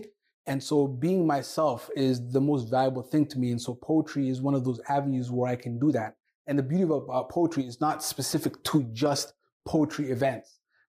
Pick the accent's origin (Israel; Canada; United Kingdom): Canada; first language Somali; English is a second language; also born or lived in Somalia / Toronto; I am a Somali-born Canadian. I am proud to be Canadian. I grew up in Ontario/Alberta. I started school when I was 8 years of age, and English was one of the most challenging things to learn